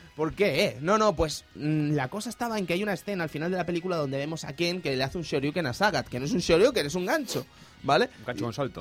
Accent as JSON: {"language": "Spanish", "country": "Spain"}